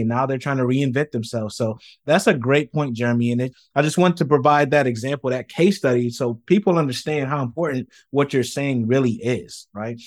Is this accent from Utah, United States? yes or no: no; Rochester, New York, United States; I'm from Rochester, New York, where Kodak is from